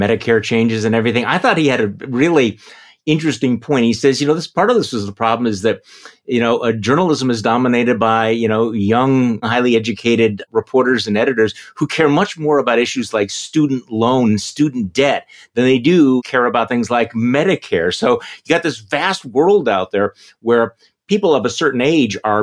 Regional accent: Wisconsin, United States; here in my home state of Wisconsin

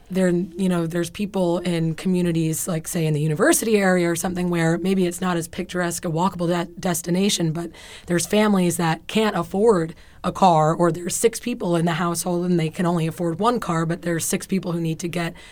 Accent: New York, United States; moved away as an adult; now in Tampa, United States; I come from New York

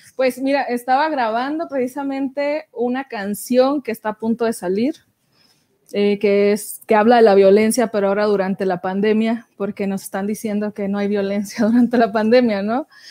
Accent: Francisco I. Madero, Coahuila, Mexico; moved away; me había ido a Francisco y Madero, que es de donde yo soy, allá en Coahuila

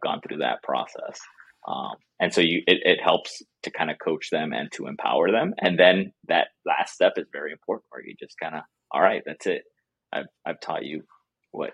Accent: South Florida, United States; moved away as an adult; also born or lived in Durham, North Carolina / Boston; now in North Carolina, United States; I grew up in South Florida

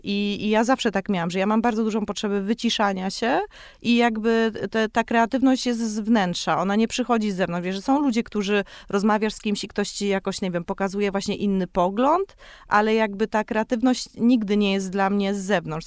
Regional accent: Kałdus, Kuyavian-Pomeranian Voivodeship, Poland; now in Warsaw, Poland; jestem z Kaudusa

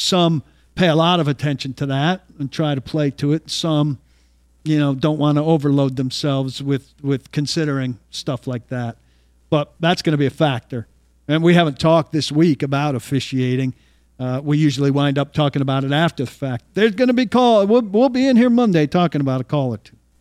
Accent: New Jersey, United States; born or raised there; moved away

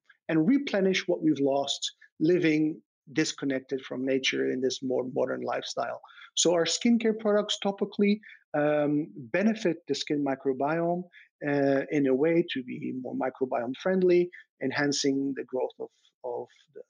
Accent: Belgium; moved away; I grew up in Belgium

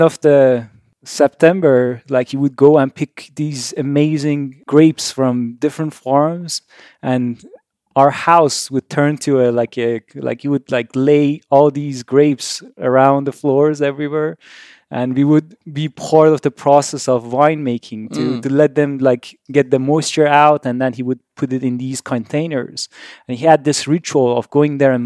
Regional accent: Tehran, Tehran Province, Iran; I was born in Iran, Tehran, middle of Iran-Iraq war

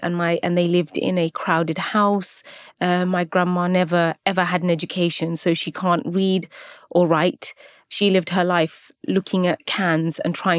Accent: Luton, East of England, United Kingdom; I think Luton gets a lot of stick, can I just say. Of course I am. It's my hometown. It's where I was born.

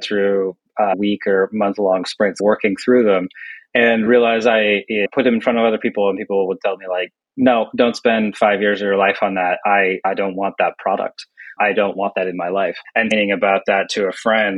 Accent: United States; my home country here, the US

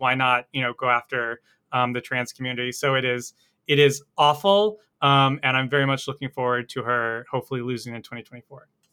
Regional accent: North Carolina, United States; it's my home state

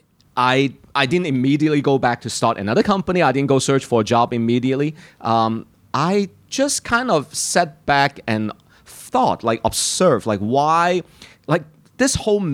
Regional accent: Hong Kong; moved away; I'm from Hong Kong

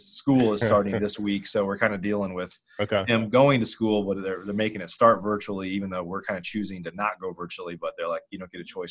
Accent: Illinois, United States; moved away as an adult; also born or lived in Chicago, Illinois; now in Dallas, United States; I grew up in Illinois.

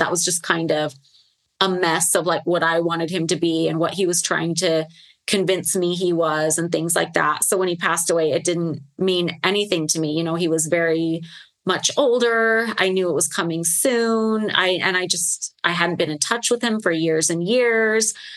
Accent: Las Vegas, Nevada, United States; Vegas is my hometown

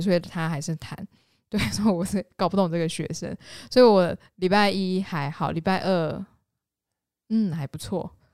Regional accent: Yunlin County, Taiwan; 我云林人啊

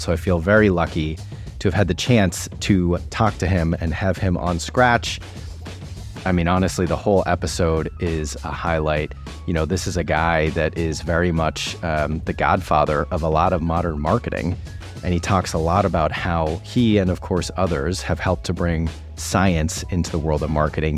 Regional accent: United States; as an American and at that time somebody working at Vayner

